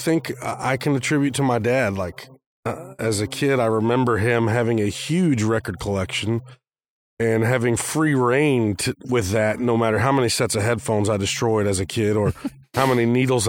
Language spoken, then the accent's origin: English; Arizona, United States; also born or lived in California; I remember growing up in Arizona, spending a couple years there and spending a couple years in California as a kid.